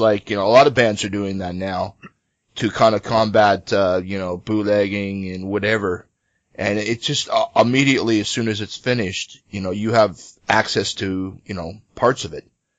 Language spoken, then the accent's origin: English; Australia; So we're from Australia, sitting there holding a Victoria Bitter. It's not the best Australian beer, but it's the only one that was available here.